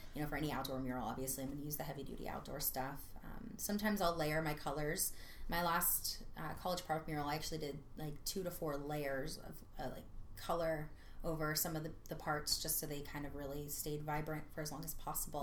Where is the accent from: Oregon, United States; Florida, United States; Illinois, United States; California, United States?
Florida, United States; Gainesville; now in Orlando, United States; I was born and raised in Gainesville. I was there for 20 something years